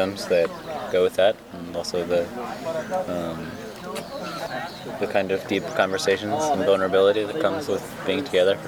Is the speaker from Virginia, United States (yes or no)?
yes; Virginia, United States; now in Washington, D.C., United States; I'm from Virginia.